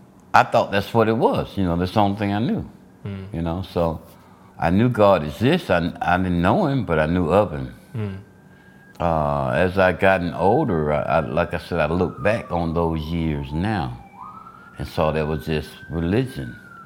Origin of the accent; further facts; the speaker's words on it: Alabama, United States; I was born and raised in Alabama, a little small town Alabama. But I migrated to Georgia